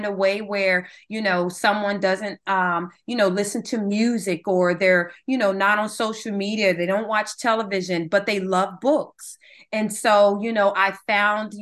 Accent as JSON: {"language": "English", "town": "Dover", "region": "Delaware", "country": "United States", "tie": "born or raised there", "also_born_or_lived": "North Carolina", "said": "And we moved to Dover, Delaware. And so I went to middle school, grade school, all the way up to high school"}